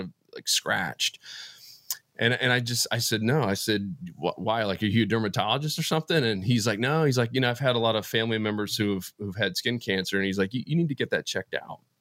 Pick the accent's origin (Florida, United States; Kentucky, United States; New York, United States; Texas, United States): Florida, United States; moved away as an adult; also born or lived in Atlanta, Georgia; I grew up in Florida, ended up going to Georgia Tech